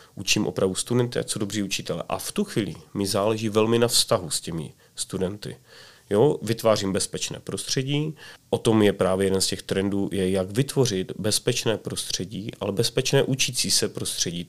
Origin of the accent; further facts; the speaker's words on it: Czechia; jako Češi